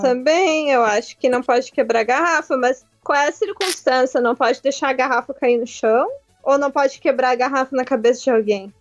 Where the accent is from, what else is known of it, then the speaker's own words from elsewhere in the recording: Gaúcha, Rio Grande do Sul, Brazil; Eu sou gaúcha